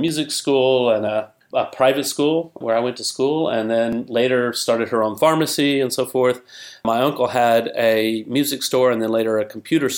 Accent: Alabama, United States; moved away; also born or lived in Chicago; I'm from Alabama originally

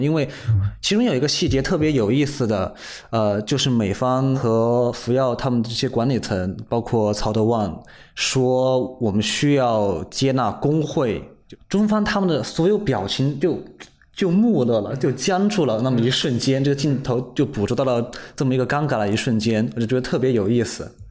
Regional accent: China; 身为中国人

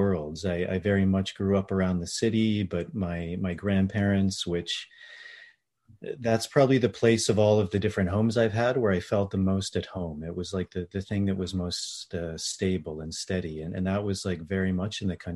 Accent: D.C. area, Virginia, United States; I grew up in Virginia, outside of the Washington, D.C. area

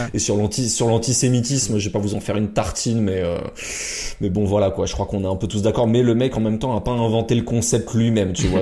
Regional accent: France; chez nous en France

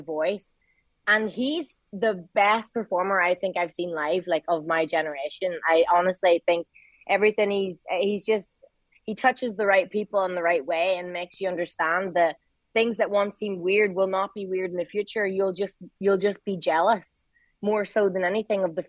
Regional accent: Derry, Northern Ireland, United Kingdom

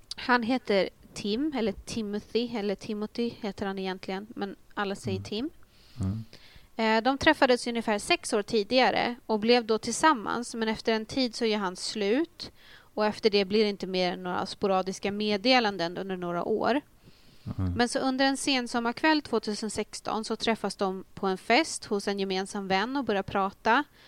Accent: a small place outside Uppsala, Uppsala County, Sweden; jag är ju från en liten ort utanför Uppsala

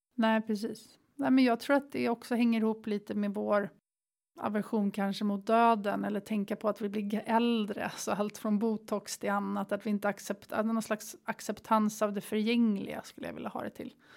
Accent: Sweden; moved away as an adult; also born or lived in Bali, Indonesia; Vi har som svensk ett pass som man kan röra sig över hela världen

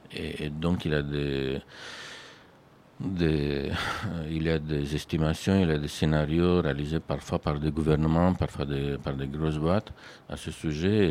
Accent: Romania; moved away as an adult; now in France; je viens d'un pays où la pratique d'architecture n'était pas du tout comme ça

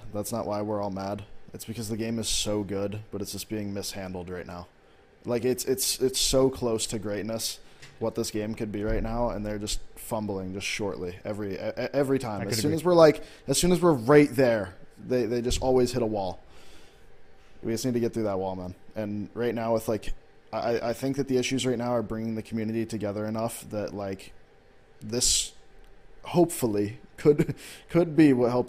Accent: New Jersey, United States; New Jersey, East Coast.

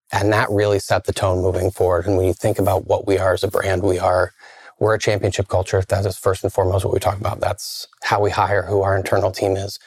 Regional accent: Iowa, United States; now in Milwaukee, United States; I grew up in the Midwest, grew up in Iowa

